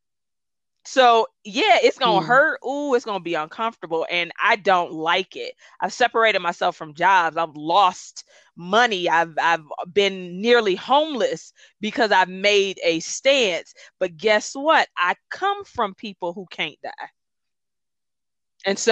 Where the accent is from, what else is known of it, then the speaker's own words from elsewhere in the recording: Detroit, Michigan, United States; first language Gullah; English is a second language; I'm from Detroit and I'm gullah